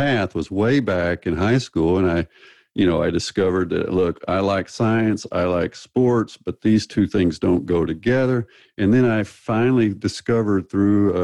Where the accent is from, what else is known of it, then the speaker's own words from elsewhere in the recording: the South, United States; accent: Southern; moved away as an adult; also born or lived in Texas / Arkansas; now in Kristiansand, Norway; I am from the South. Grew up in Texas and Arkansas